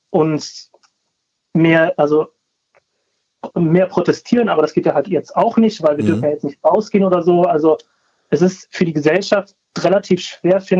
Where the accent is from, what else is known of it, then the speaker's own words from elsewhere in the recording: Cologne, North Rhine-Westphalia, Germany; born there; Ähm, genau, also meine Eltern kommen aus Spanien, aber ich bin in Köln geboren.